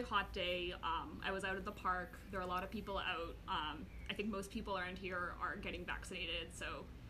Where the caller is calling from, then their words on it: New York, United States; So I'm calling from New York, the Upper West Side.